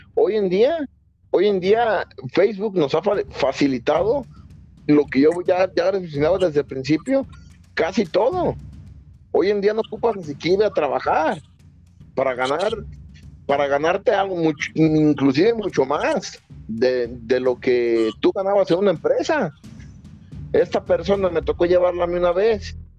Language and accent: Spanish; Mexico; yo soy de México